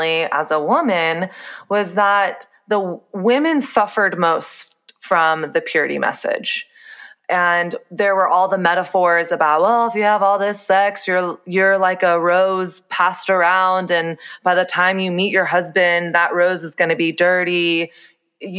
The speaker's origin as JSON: {"language": "English", "region": "Texas", "country": "United States", "tie": "born or raised there", "said": "So I grew up in the South. I grew up in Texas"}